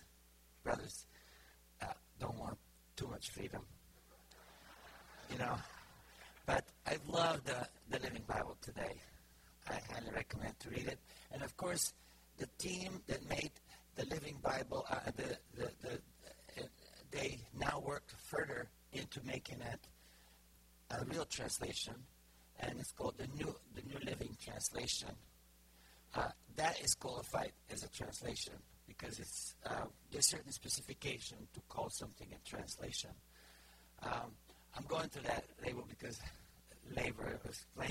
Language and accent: English; Bulgaria; English is a second language; moved away as an adult; now in United States; The Book of Psalms in Bulgarian was how I learned to talk to God. Because I grew up communist and didn't know how to talk to God